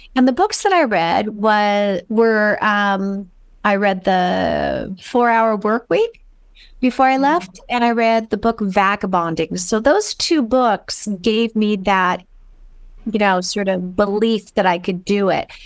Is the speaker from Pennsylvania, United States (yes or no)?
no; Los Angeles, California, United States; moved away as an adult; I am originally from California and, um, Los Angeles